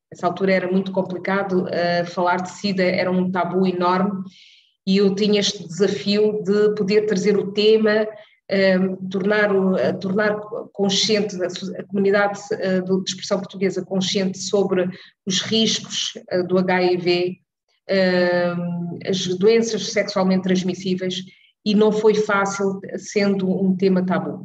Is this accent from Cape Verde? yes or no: yes; Cape Verde; now in Netherlands; sendo eu cabo-verdiana